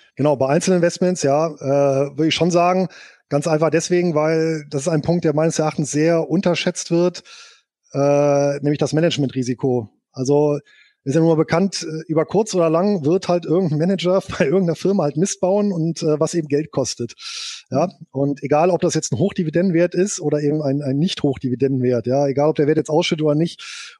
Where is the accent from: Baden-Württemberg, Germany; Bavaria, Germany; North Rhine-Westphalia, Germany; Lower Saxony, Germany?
North Rhine-Westphalia, Germany; Bonn; Geboren bin ich hier in Bonn und aufgewachsen.